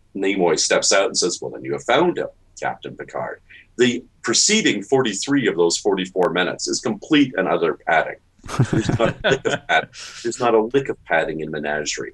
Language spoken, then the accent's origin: English; Toronto, Ontario, Canada; I grew up in Toronto. My mother's an American. I'm a dual citizen